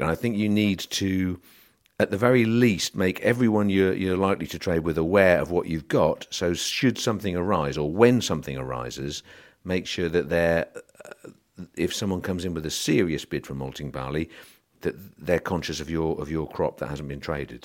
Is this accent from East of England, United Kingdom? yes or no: yes; South Norfolk, East of England, United Kingdom; I was Born in South Norfolk